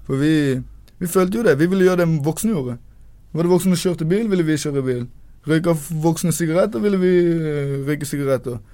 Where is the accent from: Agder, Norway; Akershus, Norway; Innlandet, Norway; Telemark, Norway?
Agder, Norway; Kristiansand; also born or lived in Bergen / Oslo; Jeg vokste opp først midt i byen. Gamlebyen. Posebyen het det.